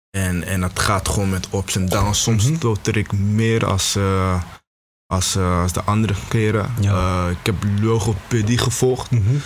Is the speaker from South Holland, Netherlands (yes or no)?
no; Beverwijk, North Holland, Netherlands; moved away as an adult; now in Tilburg, Netherlands; ik kom eigenlijk uit, uh, uit Beverwijk